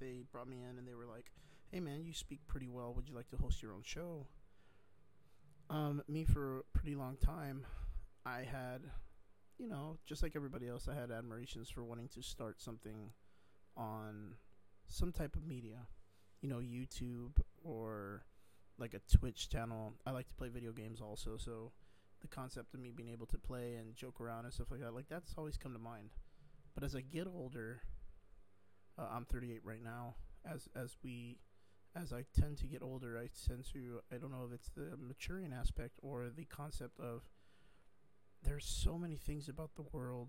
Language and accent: English; South Texas, United States; I come from South Texas